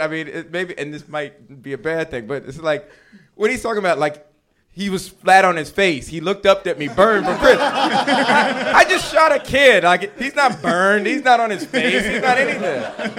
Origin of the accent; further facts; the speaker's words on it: Washington, District of Columbia, United States; I'm from Washington D.C., and then there was a show there that was like completely sold out.